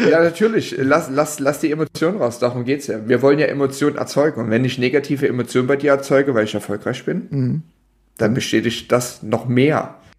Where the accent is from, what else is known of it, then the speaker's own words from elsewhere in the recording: Dresden, Saxony, Germany; ich komme ja aus Dresden